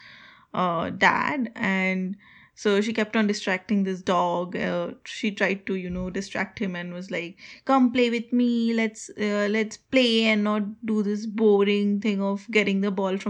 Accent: West Bengal, India; now in United States; I'm from West Bengal, India.

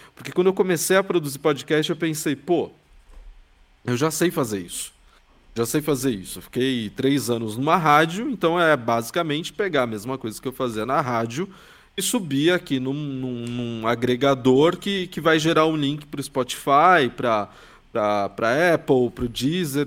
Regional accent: São Paulo, Brazil; eu sou de São Paulo, que é tipo a maior cidade da América Latina

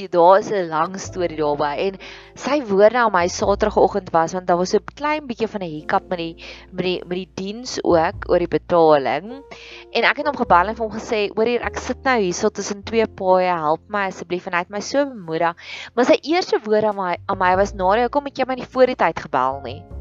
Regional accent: South Africa

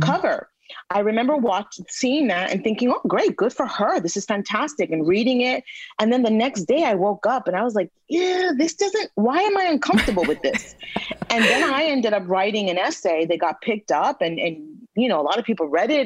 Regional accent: New York City, New York, United States; a New Yorker, you know, uh, born and raised in New York, but from Latino parents

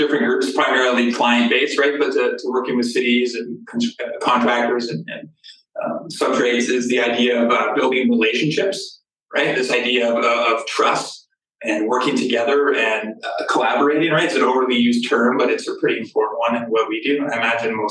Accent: Calgary, Alberta, Canada; Born and raised in Calgary, and my dad's an iron worker in Calgary

